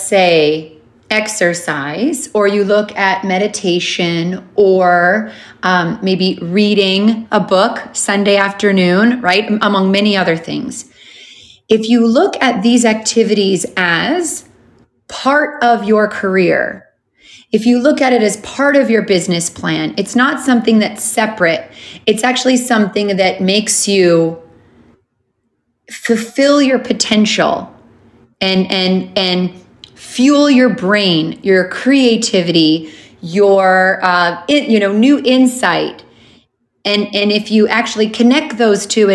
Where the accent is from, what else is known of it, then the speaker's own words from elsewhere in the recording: Canada; moved away as an adult; also born or lived in Honolulu, Hawaii; I grew up in Canada. I moved to Honolulu, Hawaii